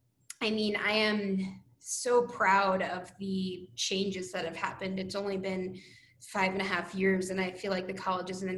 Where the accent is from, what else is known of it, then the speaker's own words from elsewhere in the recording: New Jersey, United States; also born or lived in Bethlehem, Pennsylvania / New York City; I am from New Jersey originally, so wasn't too far from PA